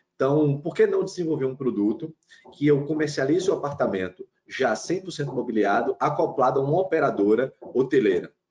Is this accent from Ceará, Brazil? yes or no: no; Salvador, Bahia, Brazil; also born or lived in Aracaju, Sergipe; now in Recife, Brazil; Eu sou nasci, nasci, em Salvador, morei muito tempo numa cidade chamada Aracaju, Sergipe